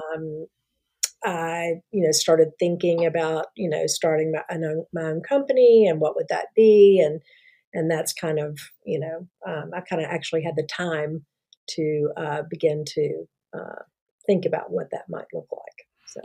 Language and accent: English; Memphis, Tennessee, United States; moved away as an adult; also born or lived in Mississippi / Dallas; I'm from Memphis originally